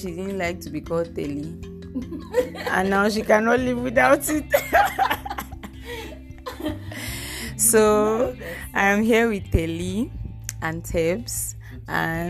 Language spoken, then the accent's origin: English; Yaoundé, Centre, Cameroon; English is a second language; also born or lived in Bamenda; I grew up in Cameroon, I grew up in Yaoundé, so bon, je suis francophone plus que je suis anglophone.